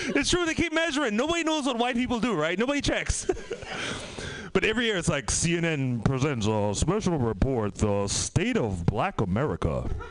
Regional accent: Trinidad & Tobago; also born or lived in San Francisco Bay Area; now in United States; I'm from the Caribbean, Trinidad and Tobago

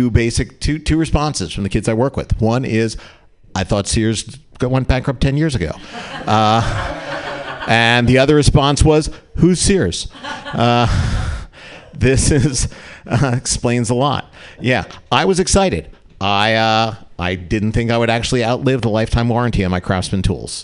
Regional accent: New Jersey, United States; now in California, United States; I grew up in New Jersey

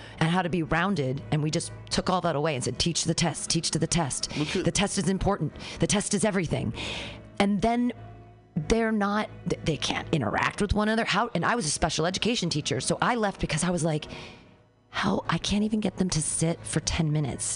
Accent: United States; as an American

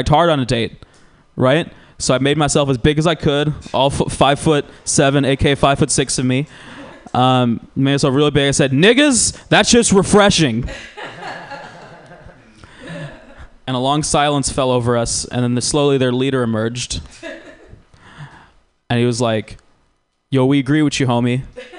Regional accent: Georgia, United States; now in California, United States; I'm biracial. You guys have probably figured that part out. I grew up in Georgia. I didn't really fit in Georgia.

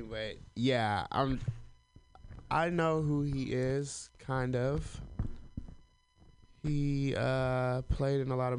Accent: Alabama, United States; I'm from Alabama.

